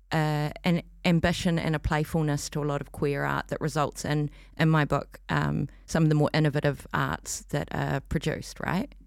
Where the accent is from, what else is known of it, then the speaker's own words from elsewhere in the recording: New Zealand; moved away as an adult; now in Auckland, New Zealand; I come from Otaheite originally, um, but have been up here for fifteen years or so